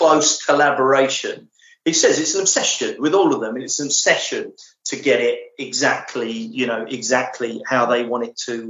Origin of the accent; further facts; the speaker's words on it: England, United Kingdom; I'm English